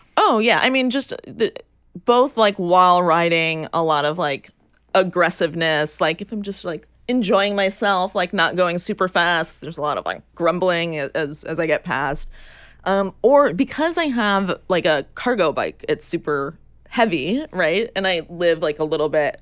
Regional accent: New York, United States; my experience growing up in New York and taking the subway

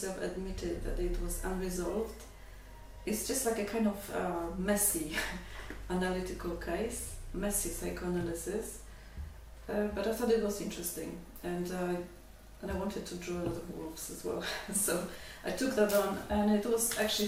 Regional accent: Poland; English is a second language; moved away as an adult; also born or lived in London; I didn't study art in Poland. I studied English philology. And then I found myself, you know, in Poland, in Krakow in the 90s, facing a future as an English teacher

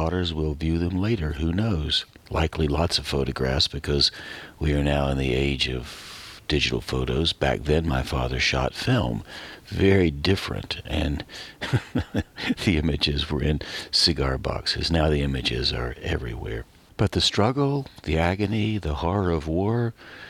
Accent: Western North Carolina, United States; moved away; I moved out away from Western North Carolina

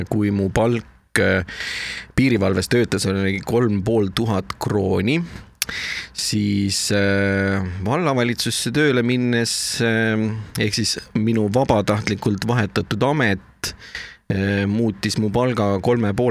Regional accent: South Estonia, Estonia; now in Tallinn, Estonia; ma tulin ära äh, Lõuna-Eestist Tallinnasse ja kui ma Tallinnasse ära kolisin

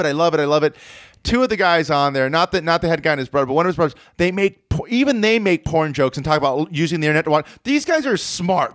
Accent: Orange County, California, United States; I'm from Orange County

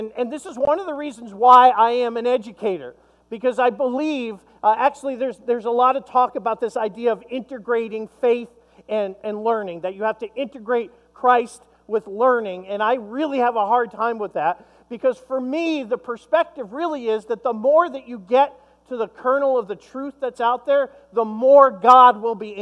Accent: Long Island, New York, United States; I grew up in Long Island, New York

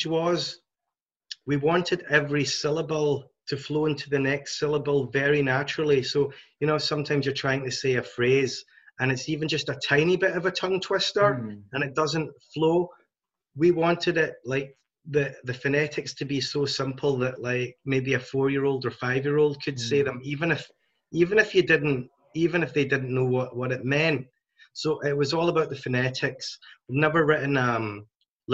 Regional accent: Glasgow, Scotland, United Kingdom; We are from Glasgow

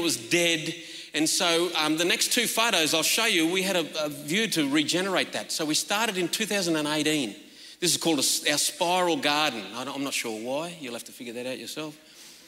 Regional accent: northwestern New South Wales, Australia; I'm from the Gumeroi people of northwestern New South Wales

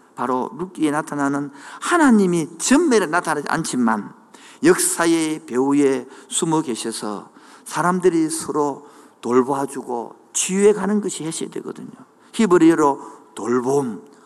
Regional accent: Changwon, South Gyeongsang, South Korea; moved away; 그 고향이 창원의 마금산 온천이 있는 동네인데

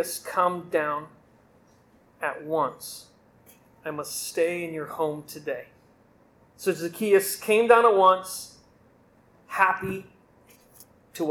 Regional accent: Indiana, United States; I grew up Catholic in Indiana

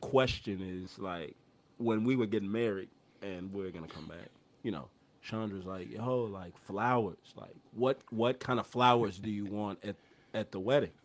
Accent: Houston, Texas, United States; I grew up in Houston

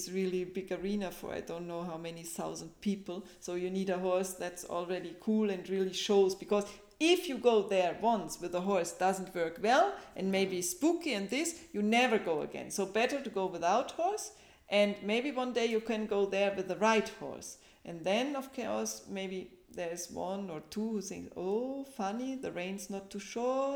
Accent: Germany; I'm from Germany

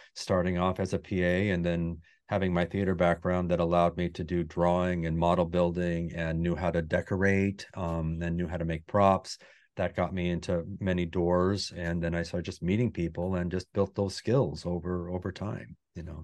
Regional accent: Wyoming, United States; moved away as an adult; I grew up in Wyoming

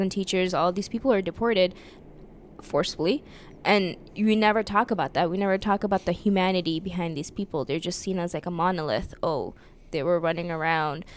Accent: United States; I grew up in America and I learned American history

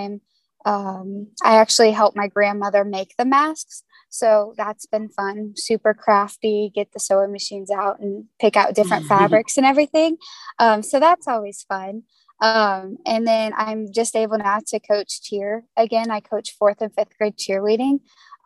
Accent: Indiana, United States; I am from Indiana

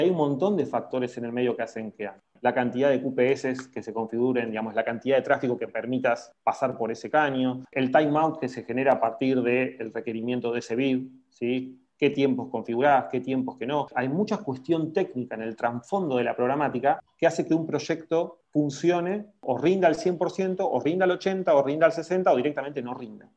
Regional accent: Argentina; Nosotros somos latinos, argentinos

